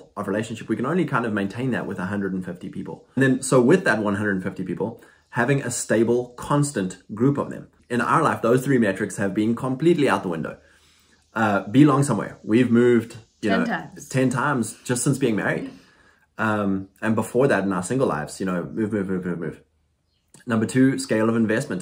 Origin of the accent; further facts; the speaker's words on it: South Africa; also born or lived in Lexington, Kentucky, United States; now in United States; went back to South Africa to visit my family